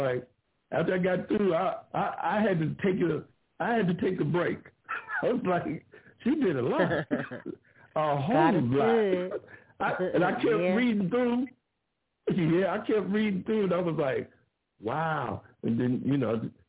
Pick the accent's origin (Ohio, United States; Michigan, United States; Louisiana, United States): Ohio, United States; now in Grand Prairie, United States; I'm in Texas right now, but I was born in Ohio